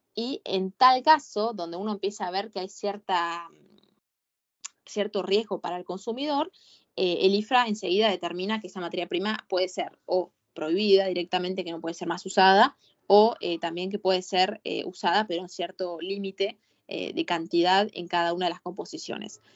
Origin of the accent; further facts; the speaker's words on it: Argentina; yo soy una buena argentina